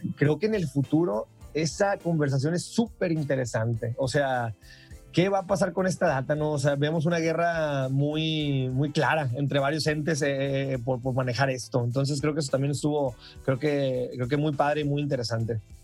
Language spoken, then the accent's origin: Spanish; Mazatlán, Sinaloa, Mexico; yo soy originario de Mazatlán